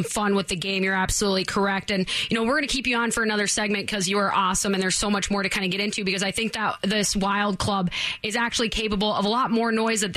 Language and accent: English; Minnesota, United States; now in Las Vegas, United States; I'm from Minnesota